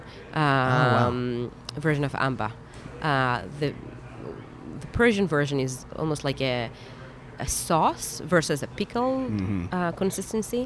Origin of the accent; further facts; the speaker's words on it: Haifa, Haifa District, Israel; now in Atlanta, United States; I grew up in Israel, in Haifa, up north on the coast